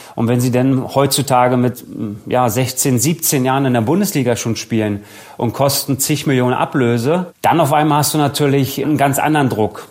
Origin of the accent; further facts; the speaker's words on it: Berlin, Germany; moved away as an adult; also born or lived in Leverkusen; ich bin ja Berliner gebürtiger, habe dann bei der Hertha gespielt